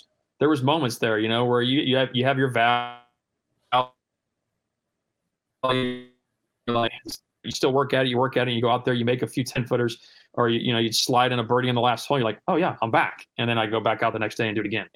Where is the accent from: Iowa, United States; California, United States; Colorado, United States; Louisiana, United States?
Iowa, United States; Cedar Rapids; now in Georgia, United States; Growing up in Iowa